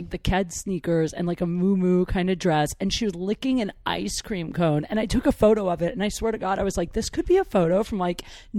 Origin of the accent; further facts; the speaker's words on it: Midwest, United States; now in Los Angeles, United States; I'm from the Midwest.